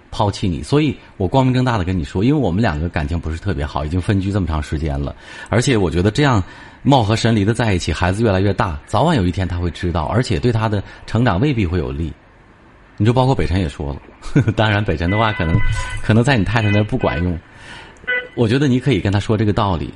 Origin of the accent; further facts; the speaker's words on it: China; 我们中国人